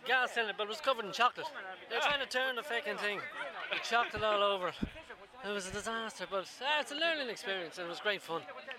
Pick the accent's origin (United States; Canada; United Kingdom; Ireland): Ireland; from Ireland.